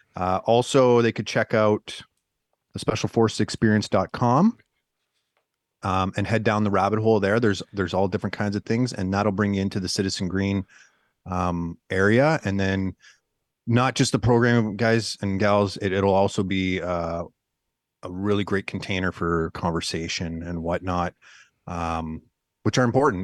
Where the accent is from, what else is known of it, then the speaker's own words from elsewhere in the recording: Northern Ontario, Canada; I'm, I'm originally from Northern Canada, uh, Northern Ontario to be specific, you know, grew up in the woods